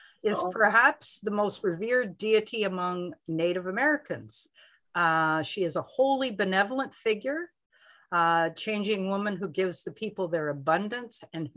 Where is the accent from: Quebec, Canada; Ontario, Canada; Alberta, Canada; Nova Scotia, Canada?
Ontario, Canada; Southern; I grew up in Southern Ontario